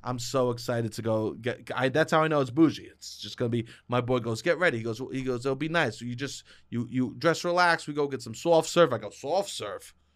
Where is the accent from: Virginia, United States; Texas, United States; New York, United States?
New York, United States; Me as a city boy, I like to co-, like, my, because I'm from New York